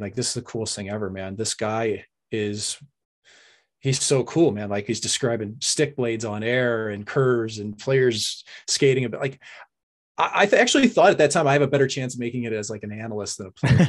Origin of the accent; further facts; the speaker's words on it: St. Louis, Missouri, United States; I was from Saint Louis.